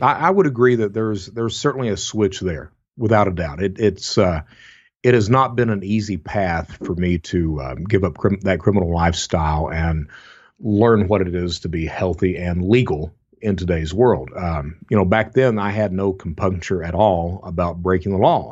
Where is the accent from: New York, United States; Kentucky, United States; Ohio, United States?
Kentucky, United States; Eastern; I'm from Eastern Kentucky, and, you know, my mom was a fraudster.